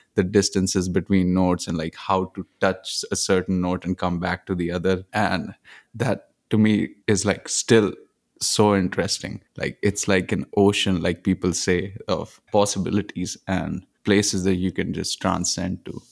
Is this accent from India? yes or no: yes; Punjab, India; moved away; also born or lived in Nigeria / Zimbabwe; I grew up in India, in Punjab, but I've also lived in different places. I've also lived in Nigeria, Zimbabwe, and mostly grew up in Punjab